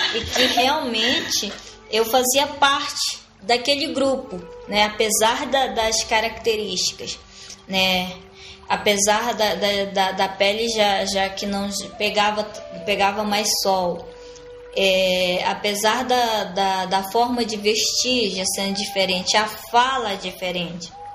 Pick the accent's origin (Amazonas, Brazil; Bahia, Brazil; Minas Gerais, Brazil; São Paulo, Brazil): Amazonas, Brazil; Sateré-Mawé community; moved away; also born or lived in Manaus; tô voltando pro meu povo, tô voltando para minhas origens, é de lá que eu vim, é lá onde eu nasci, é onde eu conheço